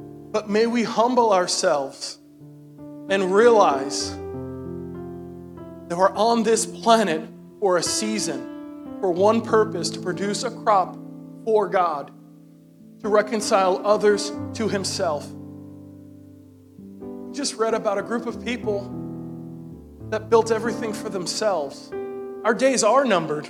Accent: New York City, New York, United States; I'm from Brooklyn, New York

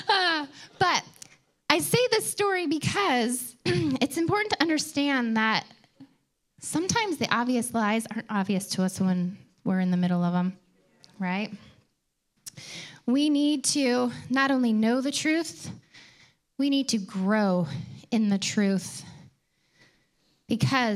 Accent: Detroit, Michigan, United States; I grew up outside of Detroit, a suburb of Detroit.

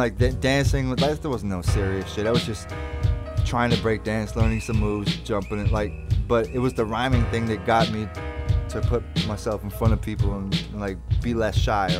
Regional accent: Langford, British Columbia, Canada; also born or lived in California; I'm from Langford, British Columbia.

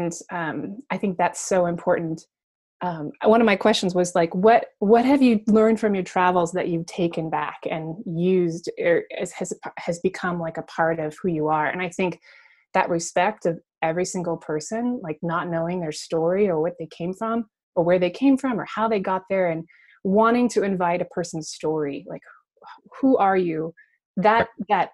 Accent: United States; I try to pretend that I'm not from America

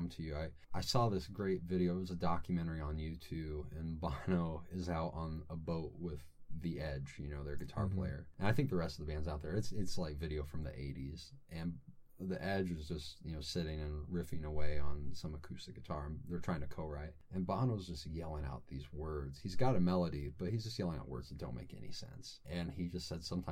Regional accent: Robinson, Illinois, United States; moved away as an adult; now in Fort Wayne, United States; Southern Illinois, a little town called Robinson.

